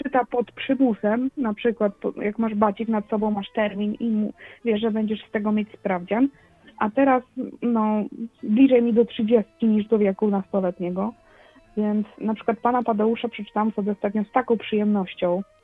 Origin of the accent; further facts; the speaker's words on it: Poland; accent: Polish; czuję się takim polskim, wiesz, y, potato, że mam akcent jakiś do dupy